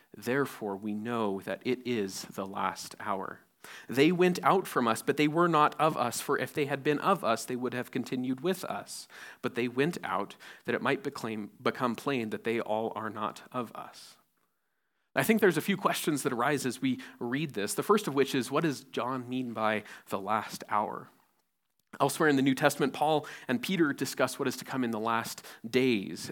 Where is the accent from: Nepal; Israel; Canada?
Nepal; growing up in Nepal